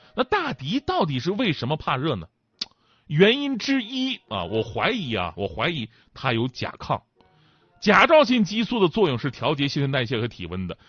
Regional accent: Northeast China, China; 作为一个东北人呐

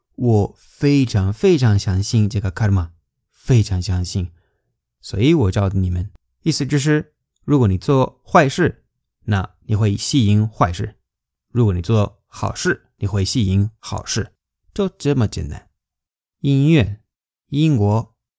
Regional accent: Spain; Chinese is a second language; 我们西班牙人

